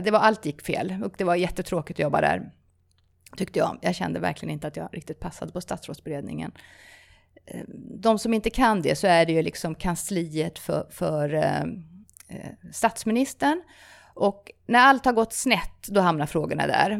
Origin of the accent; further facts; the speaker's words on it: Stockholm, Stockholm County, Sweden; also born or lived in South America; jag flyttade till Sverige som ganska liten. Eh, har norska föräldrar, både utomlands i Sydamerika mina första år. Eh, och sen ja, växte jag upp utanför Stockholm i, i ja, Bromma och Vällingby